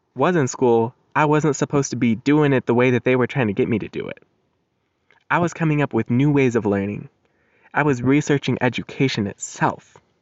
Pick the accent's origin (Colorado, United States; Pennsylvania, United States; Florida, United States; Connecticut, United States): Colorado, United States; moved away; my home state, Colorado